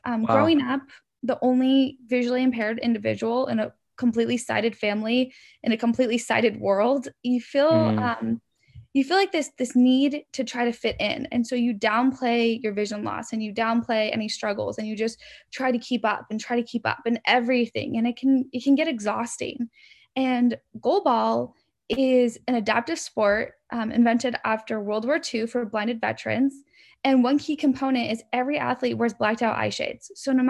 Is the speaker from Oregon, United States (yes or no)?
yes; Oregon, United States; I grew up in Oregon, and I am the middle of two brothers.